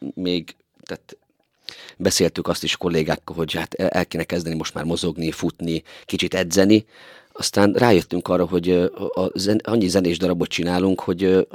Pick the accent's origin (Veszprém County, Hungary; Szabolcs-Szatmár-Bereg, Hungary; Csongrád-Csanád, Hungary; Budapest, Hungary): Szabolcs-Szatmár-Bereg, Hungary; Tiszalök; now in Miskolc, Hungary; én Tiszalonyban nőttem föl, egy Szabolcsi kisfaluban